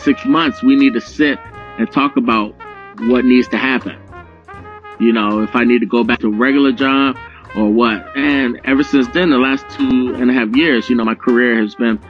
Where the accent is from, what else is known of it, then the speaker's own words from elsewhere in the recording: Philadelphia, Pennsylvania, United States; I was growing up in Philadelphia